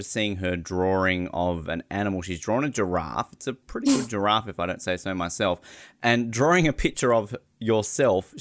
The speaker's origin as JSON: {"language": "English", "country": "Australia", "said": "as an Australian"}